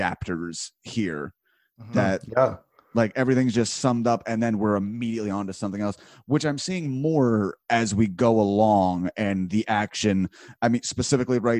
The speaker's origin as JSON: {"language": "English", "region": "New Jersey", "country": "United States", "moved": "yes", "lives_now": "Philadelphia, United States", "said": "I'm originally from South Jersey"}